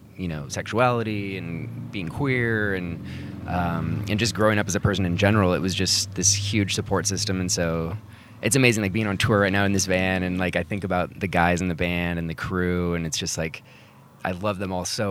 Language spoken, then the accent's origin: English; Seattle, Washington, United States; Born and raised in Seattle and based out of there now.